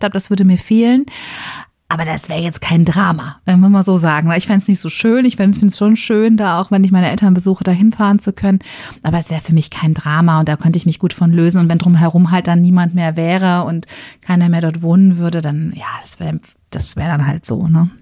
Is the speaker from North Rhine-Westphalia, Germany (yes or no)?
yes; Ruhr area, North Rhine-Westphalia, Germany; moved away; Ich komme aus dem Ruhrgebiet.